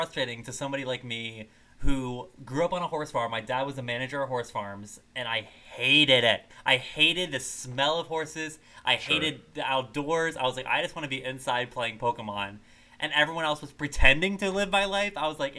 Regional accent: the North, Northern United States, United States; I am not from the South. I am from a North. I am a Northern gal.

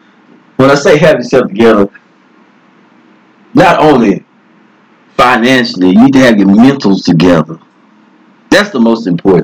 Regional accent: Henderson, Texas, United States; I'm from Henderson, Texas.

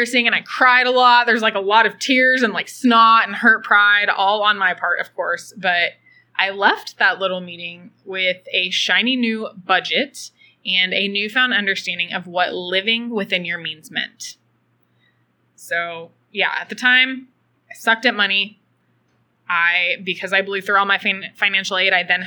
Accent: Austin, Texas, United States; I'm originally from Austin, Texas, and I grew up in middle-class America.

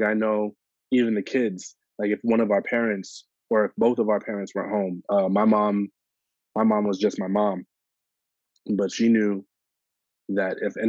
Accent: Toronto, Ontario, Canada; the street I grew up on

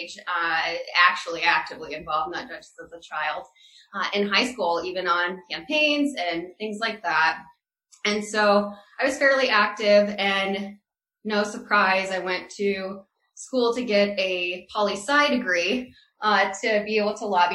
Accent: Iowa, United States; now in Colorado, United States; I am originally from Iowa, born and raised

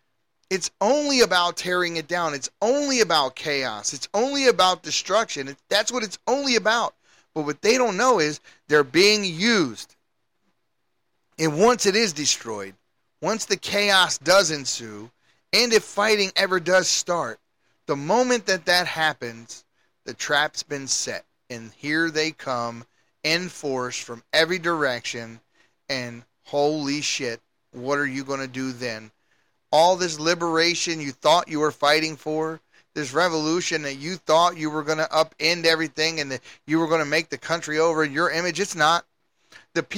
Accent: Baltimore, Maryland, United States; moved away; I'm from Baltimore, and you can go back to my neighborhood today

